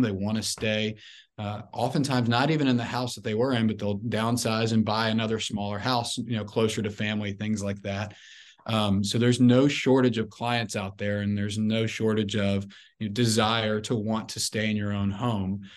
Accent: Memphis, Tennessee, United States; I'm originally from Memphis, Tennessee.

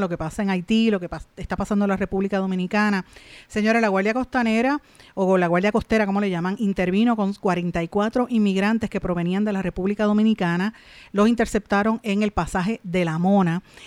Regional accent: Puerto Rico; uno como puertorriqueño en nuestra realidad subordinada política y económicamente a los Estados Unidos

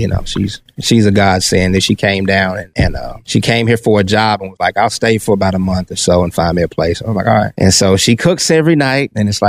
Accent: Pine Bluff, Arkansas, United States; also born or lived in Little Rock, Arkansas; I was born in Pine Bluff, Arkansas.

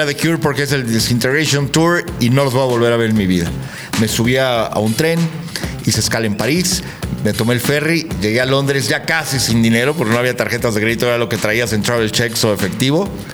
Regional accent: Mexico; nos hace sentir como mexicanos

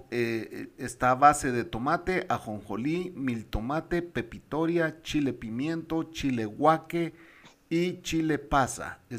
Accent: Guatemala; born there; Chapina es los que nacimos en Guatemala, ¿verdad?

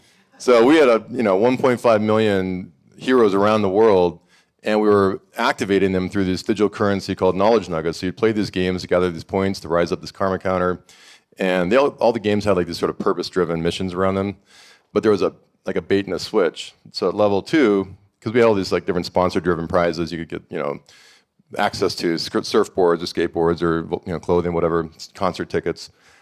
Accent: Montana, United States; moved away as an adult; I grew up in Montana, couldn't wait to get out, went to Los Angeles, and I thought I was moving to the epicenter of creative genius

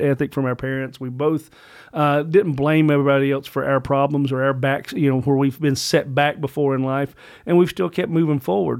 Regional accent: Virginia, United States; I am a, a true blue brother of, of son of Virginia

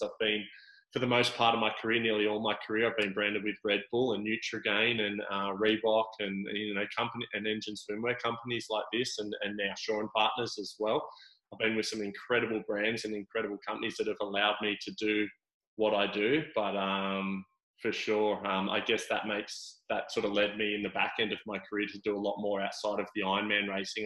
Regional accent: Sydney, New South Wales, Australia; moved away as an adult; also born or lived in Gold Coast; I grew up in Sydney

